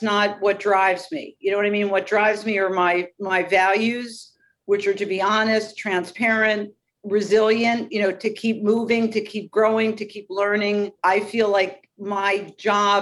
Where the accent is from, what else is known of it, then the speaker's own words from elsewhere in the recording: Philadelphia, Pennsylvania, United States; I'm not from New York City. I'm from Philadelphia